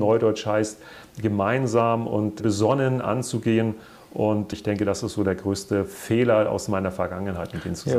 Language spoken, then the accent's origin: German; Hamburg, Germany; ich ja auch als gebürtiger Hamburger auf St. Pauli geboren wurde